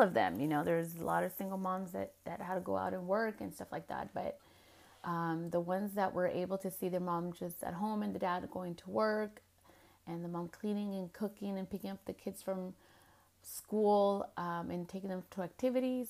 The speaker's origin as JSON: {"language": "English", "country": "United States", "said": "as Chicanas, we have gone through a lot of stuff"}